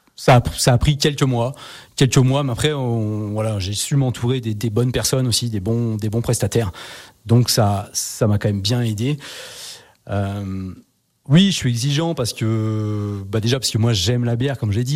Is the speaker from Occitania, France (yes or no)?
no; Savoy, Auvergne-Rhône-Alpes, France; on est savoyard